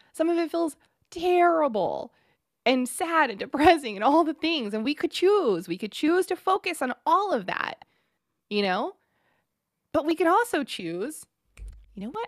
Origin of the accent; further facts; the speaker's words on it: Texas, United States; We're so from Texas